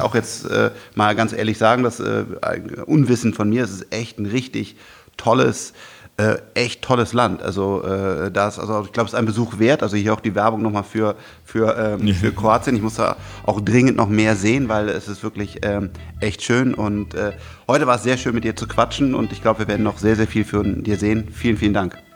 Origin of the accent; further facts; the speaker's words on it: Germany; ich bin auch Deutscher